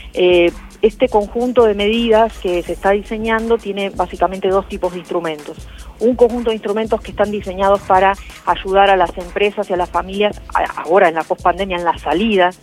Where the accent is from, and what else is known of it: Argentina